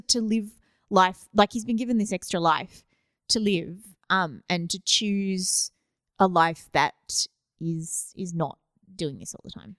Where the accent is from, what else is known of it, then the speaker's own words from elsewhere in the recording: Australia; I'm Australian